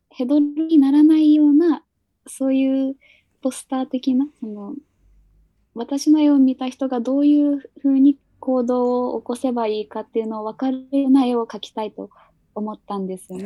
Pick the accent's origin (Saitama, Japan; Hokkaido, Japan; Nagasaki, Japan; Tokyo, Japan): Nagasaki, Japan; 私が出身が長崎県なので